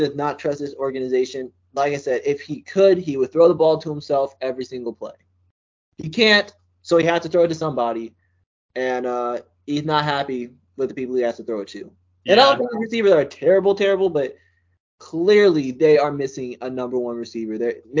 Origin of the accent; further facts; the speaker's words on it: New Jersey, United States; I'm from South Jersey. So I be in Philly.